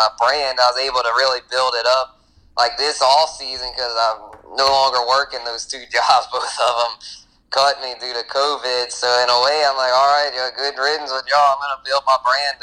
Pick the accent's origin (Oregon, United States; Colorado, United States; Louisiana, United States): Louisiana, United States; Lafayette; born and raised in Lafayette